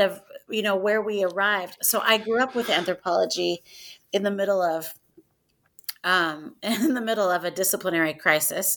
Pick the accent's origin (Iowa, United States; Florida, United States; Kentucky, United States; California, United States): Iowa, United States; Northwest; I'm from Northwest Iowa